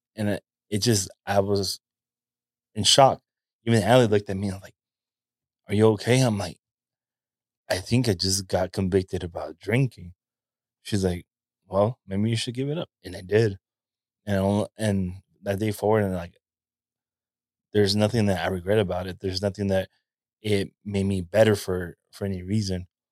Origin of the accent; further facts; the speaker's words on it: California, United States; a native Californian